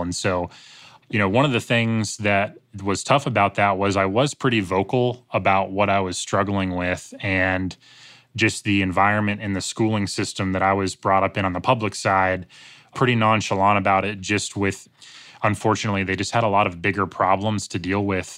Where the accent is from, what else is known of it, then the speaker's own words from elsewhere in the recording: Greensboro, North Carolina, United States; Greensboro, North Carolina, which is my hometown